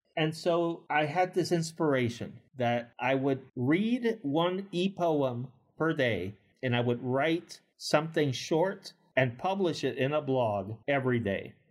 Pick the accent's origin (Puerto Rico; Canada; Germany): Puerto Rico; as a kid growing up in Puerto Rico in the eighties